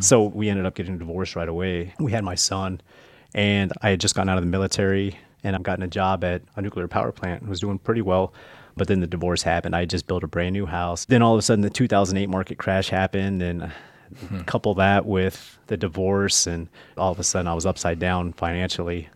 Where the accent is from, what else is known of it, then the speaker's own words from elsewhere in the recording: Nebraska, United States; I grew up in the Midwest, uh, mostly in Nebraska